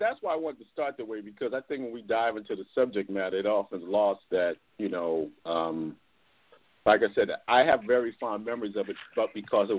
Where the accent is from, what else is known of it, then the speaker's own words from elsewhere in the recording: Plainfield, New Jersey, United States; I grew up in Plainfield, New Jersey